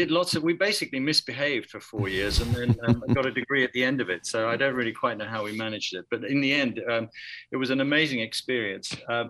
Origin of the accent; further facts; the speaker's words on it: London, United Kingdom; No, I'm English, and, you know, I was born in London, but I have a strong Greek and Italian connection in my family.